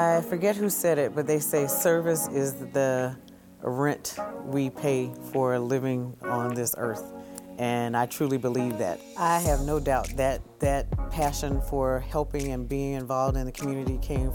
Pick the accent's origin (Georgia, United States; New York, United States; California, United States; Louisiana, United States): Georgia, United States; Augusta; also born or lived in Columbus, Ohio; now in Syracuse, United States; I was born in Augusta, Georgia, so I'm a Georgia peach. I grew up with my mom and dad